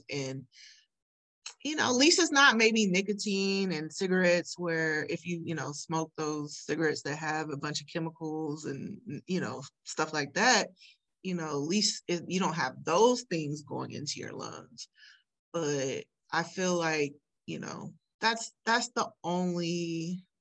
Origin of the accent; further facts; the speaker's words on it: Sacramento, California, United States; growing up in Sacramento